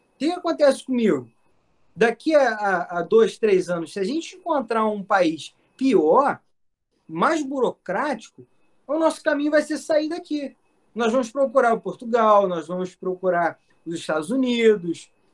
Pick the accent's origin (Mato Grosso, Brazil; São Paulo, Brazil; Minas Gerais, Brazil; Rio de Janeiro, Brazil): Rio de Janeiro, Brazil; como um bom carioca